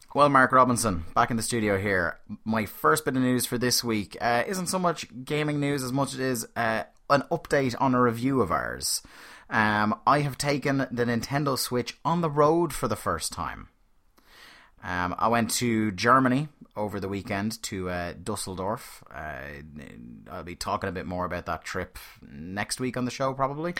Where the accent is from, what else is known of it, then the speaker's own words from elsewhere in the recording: Ireland; growing up in Ireland